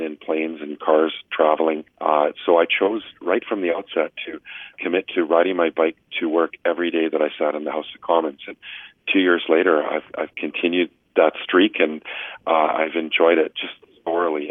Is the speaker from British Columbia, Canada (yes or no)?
yes; British Columbia, Canada; I'm from British Columbia and coastal BC